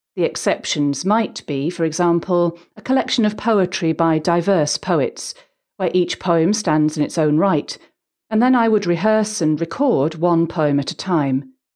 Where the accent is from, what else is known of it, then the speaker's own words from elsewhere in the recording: Huddersfield, Yorkshire and the Humber, United Kingdom; I grew up in Huddersfield, West Yorkshire